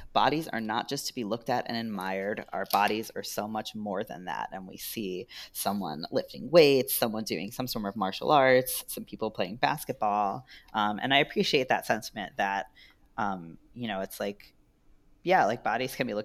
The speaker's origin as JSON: {"language": "English", "region": "New York", "country": "United States", "said": "I'm a New Yorker"}